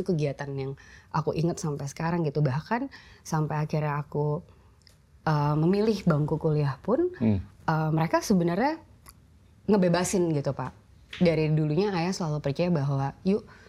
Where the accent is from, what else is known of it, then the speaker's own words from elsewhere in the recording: Bandung, West Java, Indonesia; moved away; also born or lived in Jakarta; aku lahir di Bandung